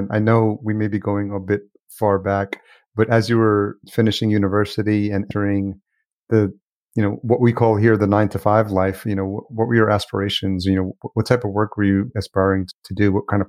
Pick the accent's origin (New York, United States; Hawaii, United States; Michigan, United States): New York, United States; also born or lived in El Salvador; when I grew up in New York? I was born in El Salvador, and I think it was the 80s.